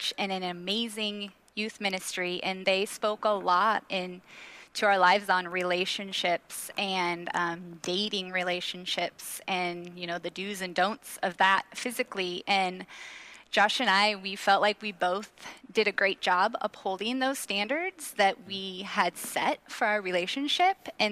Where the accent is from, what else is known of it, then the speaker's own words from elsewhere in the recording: Washington, United States; our church that we grew up in Washington